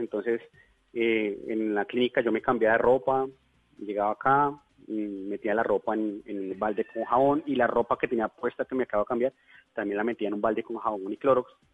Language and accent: Spanish; Bogotá, Colombia; moved away as an adult; now in Leticia, Colombia; yo soy bogotano, pero hace próximamente unos nueve años me radiqué aquí